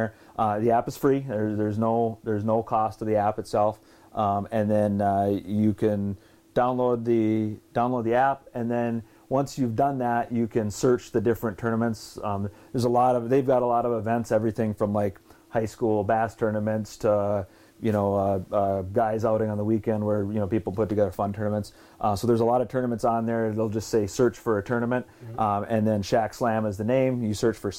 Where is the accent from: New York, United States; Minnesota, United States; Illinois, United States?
Minnesota, United States; Brainerd; we're from Brainerd